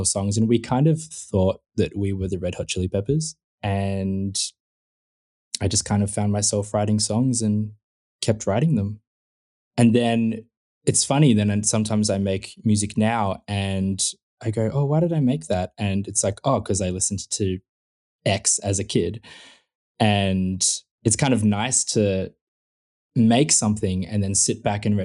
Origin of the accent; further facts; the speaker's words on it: Melbourne, Victoria, Australia; in, like, the southeastern suburbs of Melbourne, it's kind of just like, yeah, just, it was just suburbia